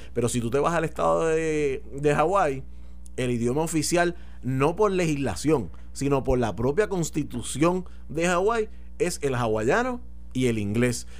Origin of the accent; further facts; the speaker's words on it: Puerto Rico; yo soy puertorriqueño pero yo me considero americano también